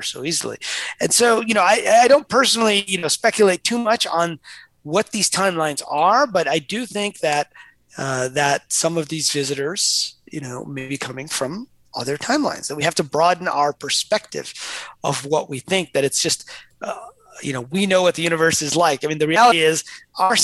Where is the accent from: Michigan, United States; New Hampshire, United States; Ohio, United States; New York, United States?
Michigan, United States; Detroit; I grew up in Detroit